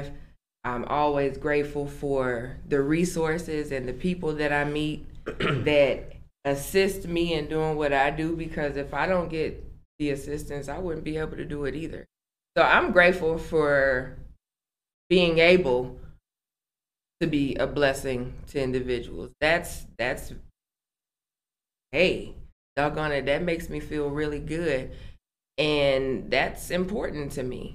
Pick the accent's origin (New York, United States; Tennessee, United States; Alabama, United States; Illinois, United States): Illinois, United States; Aurora; moved away; city of Aurora, being able to come back to my hometown